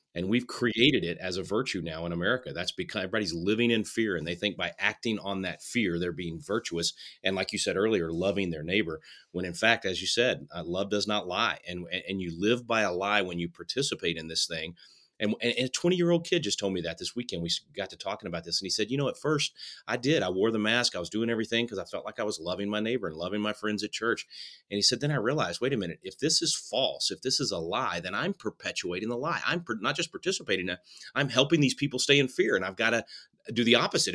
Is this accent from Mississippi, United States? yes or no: no; Texas, United States; in my hometown in Texas